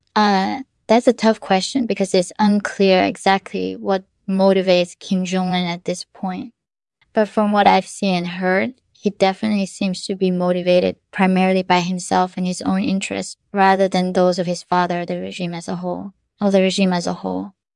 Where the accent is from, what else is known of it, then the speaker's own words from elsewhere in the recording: North Korea; moved away as an adult; also born or lived in China; I was born in North Korea in nineteen eighty-four. I grew up there